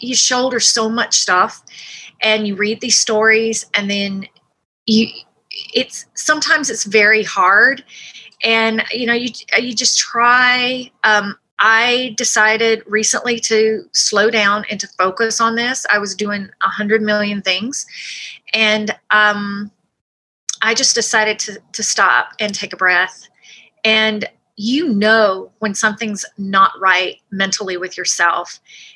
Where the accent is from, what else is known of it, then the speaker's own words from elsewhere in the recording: United States; I'm from the States